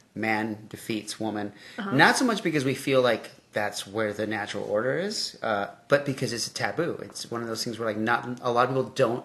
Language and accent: English; Mexico; I hope it's your real name. I am from Mexico.